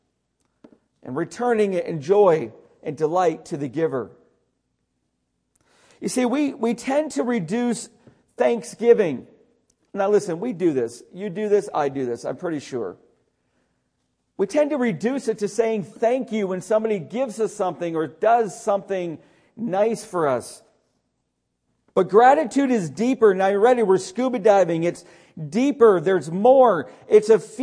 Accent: Syracuse, New York, United States; where I grew up outside of Syracuse

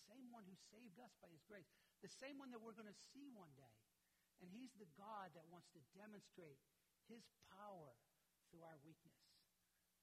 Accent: United States; Being an American

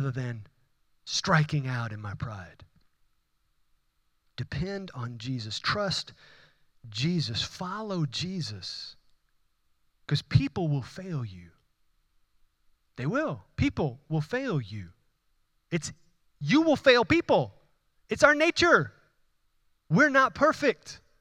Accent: Houston, Texas, United States; accent: Houston; my Houston accent

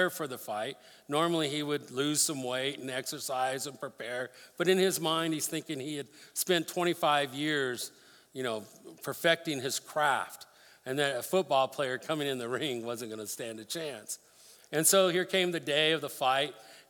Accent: Denver, Colorado, United States; I grew up in Denver

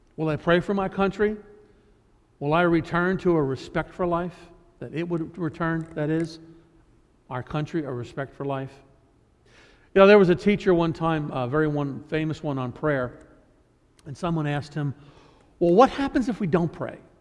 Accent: United States; we as Americans

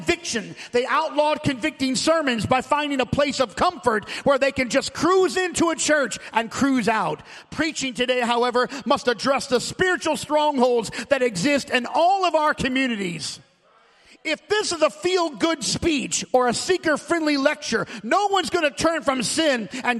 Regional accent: St. Louis, Missouri, United States; I was born in St. Louis, Missouri.

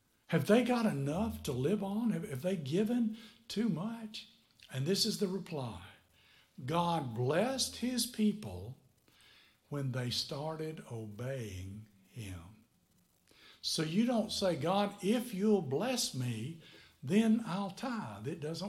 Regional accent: Tennessee, United States; moved away as an adult; now in Niceville, United States; Somebody taught me about it when I was 21 years old. I came down here from Tennessee to Niceville, Florida.

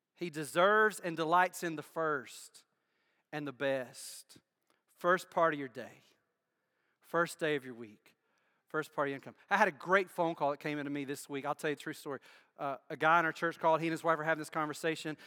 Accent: United States; moved away; Where I grew up, I grew up in Bibb County

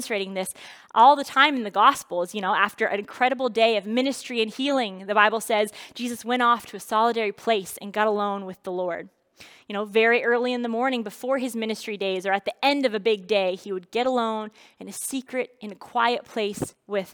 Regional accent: New Brunswick, Canada; I grew up in New Brunswick

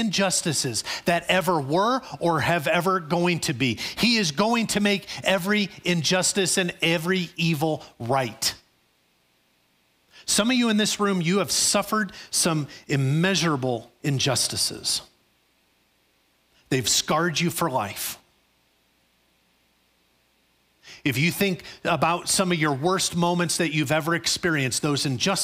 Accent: Chicago, Illinois, United States; growing up in Chicago

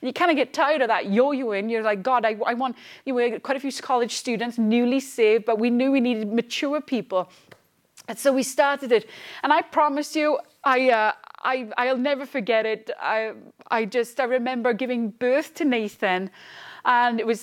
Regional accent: Wales, United Kingdom; moved away as an adult; also born or lived in Edinburgh, Scotland / London; I came from lovely Wales. I was born in Scotland, Edinburgh. And I grew up most of my life in Wales, moved to London, back to Wales

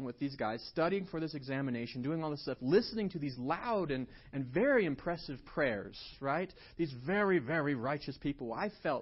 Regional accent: Estes Park, Colorado, United States; I grew up here in Estes

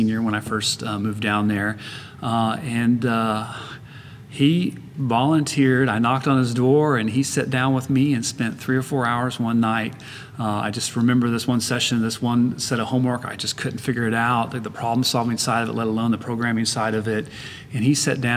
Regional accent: Kansas City, Missouri, United States; now in San Antonio, United States; I went to university in a first locally where I grew up in Kansas City

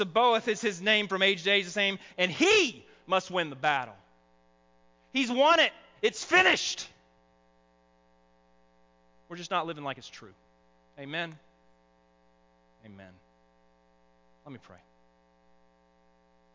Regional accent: the South, United States; accent: southern; my southern accent

